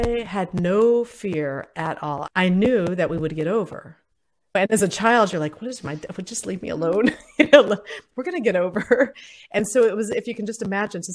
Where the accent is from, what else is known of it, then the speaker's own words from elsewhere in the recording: Ohio, United States; also born or lived in Puerto Rico; I was in school in Ohio